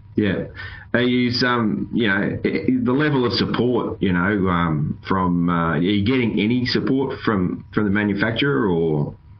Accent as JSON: {"language": "English", "country": "Australia", "said": "I'm an Aussie"}